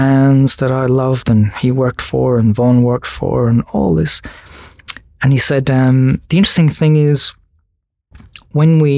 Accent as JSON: {"language": "English", "country": "Ireland", "tie": "born or raised there", "also_born_or_lived": "Sydney / Kununurra", "moved": "as an adult", "lives_now": "Australia", "said": "I'm Irish, and just growing up in Ireland and going to design school in Ireland"}